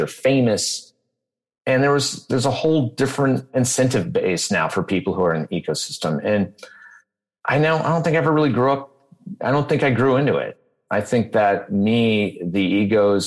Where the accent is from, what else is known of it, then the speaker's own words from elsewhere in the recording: Detroit, Michigan, United States; moved away; I grew up in Detroit.